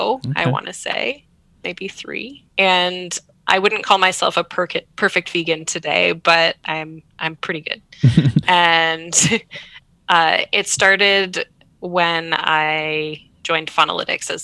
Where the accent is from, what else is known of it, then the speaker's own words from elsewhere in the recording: Canada; I'm living in Canada, I'm Canadian